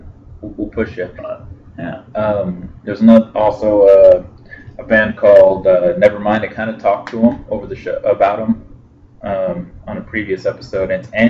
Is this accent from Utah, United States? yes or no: yes; Utah, United States; Wow, symbolic. Oh, we're from Utah.